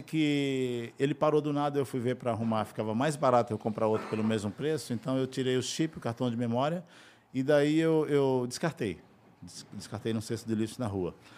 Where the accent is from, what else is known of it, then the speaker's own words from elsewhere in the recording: Pilão Arcado, Bahia, Brazil; also born or lived in Tocantins / Peruíbe; now in Federal District, Brazil; eu sou baiano de Pilão Arcado